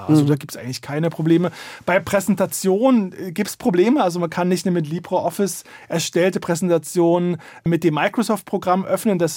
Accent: East Germany, Germany; born there; Ich bin in der DDR geboren, da gab es die berüchtigte Stasi.

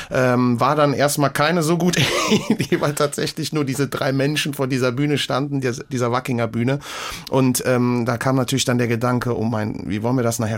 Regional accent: Hamm an der Sieg, Rhineland-Palatinate, Germany; also born or lived in Siegen; Ja, äh, quasi im Umkreis Hamm an der Sieg, also dem Reifeisenort und äh, ja, äh, dort groß geworden und in Wissen zur Schule gegangen

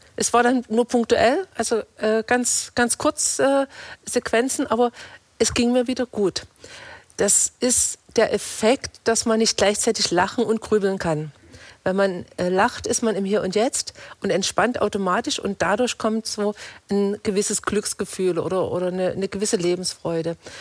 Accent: Torgau, Saxony, Germany; moved away as an adult; now in Reutlingen, Germany; Ich bin in Torgau in, in Sachsen geboren.

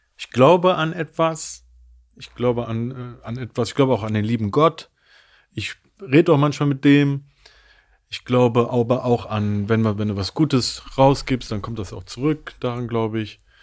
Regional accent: Germany; ich zähle mich definitiv als Deutscher

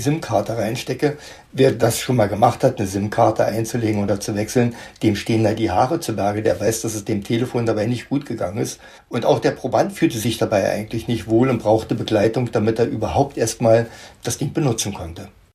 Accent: Germany; bei uns in Deutschland

